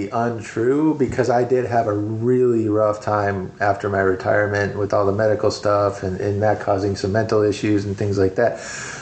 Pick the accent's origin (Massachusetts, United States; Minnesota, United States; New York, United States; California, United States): Minnesota, United States; now in Missouri, United States; I wanted to go back to the Midwest because I'm from Minnesota, but I didn't want to go back to the winters.